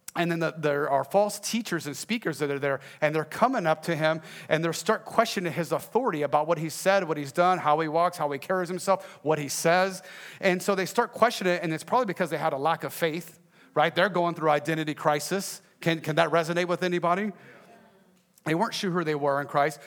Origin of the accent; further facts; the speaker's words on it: Texas, United States; I am from Texas